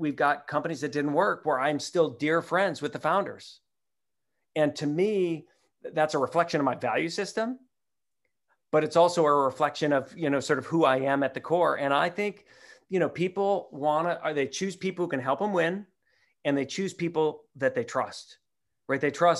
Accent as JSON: {"language": "English", "region": "Midwest", "country": "United States", "tie": "born or raised there", "said": "maybe it's just growing up in the Midwest, but that's just not me."}